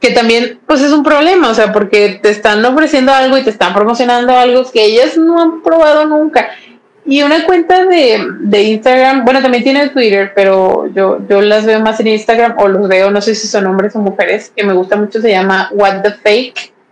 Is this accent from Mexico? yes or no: yes; Mexico; me llegó súper bien, si soy de México, no se tardó